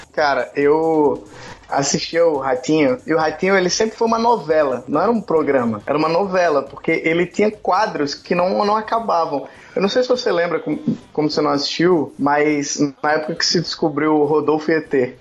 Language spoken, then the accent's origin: Portuguese; Maceió, Alagoas, Brazil; now in Rio de Janeiro, Brazil; hoje eu moro no Rio de Janeiro, mas eu cresci aqui em Maceió